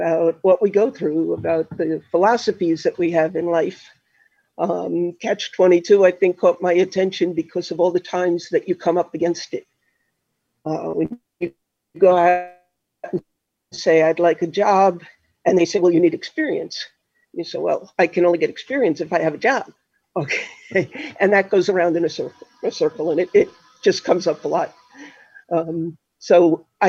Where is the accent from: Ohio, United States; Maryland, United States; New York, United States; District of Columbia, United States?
New York, United States; Melville; moved away as an adult; also born or lived in Connecticut / Massachusetts; I grew up on Long Island, actually, in Melville, southern part of Huntington. And I was there until I went to college